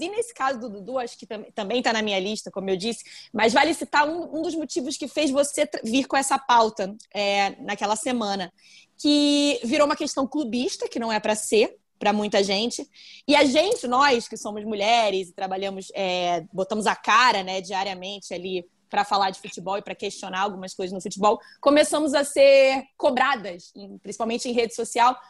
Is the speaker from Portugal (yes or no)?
no; Brazil; eu era brasileira